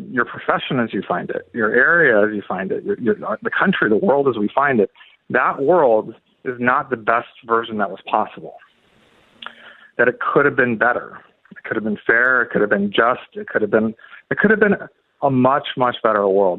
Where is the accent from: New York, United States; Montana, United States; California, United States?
California, United States; moved away as an adult; now in St. Louis, United States; I was from California originally. I came here about 10 years ago.